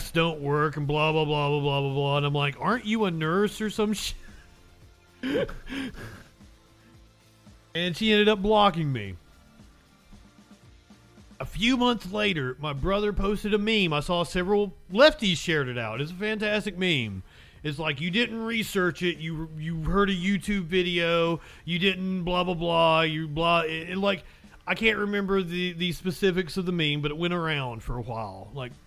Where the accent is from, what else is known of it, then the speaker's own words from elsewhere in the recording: Kentucky, United States; But I am from Kentucky. I am from Kentucky now.